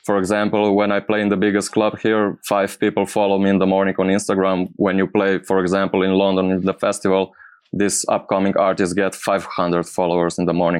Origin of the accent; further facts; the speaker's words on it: Slovenia; English is a second language; I'm from Slovenia.